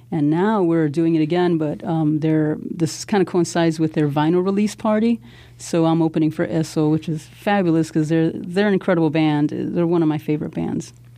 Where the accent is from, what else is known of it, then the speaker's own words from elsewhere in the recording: Chicago, Illinois, United States; growing up in Pilsen Little Village